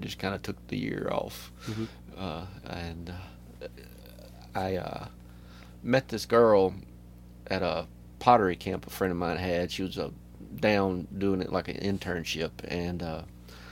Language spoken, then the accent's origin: English; Pascagoula, Mississippi, United States; also born or lived in Hurley, Mississippi / Moss Point, Mississippi; I'm from the Gulf Coast, for sure, but I graduated high school from Hurley, Mississippi, but I was born in Moss Point, Pascagoula area.